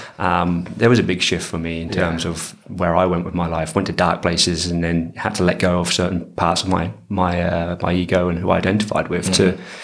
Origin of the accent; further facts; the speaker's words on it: Coventry, West Midlands, United Kingdom; From a place called Coventry, which is basically a bit of a bum city right in the middle of.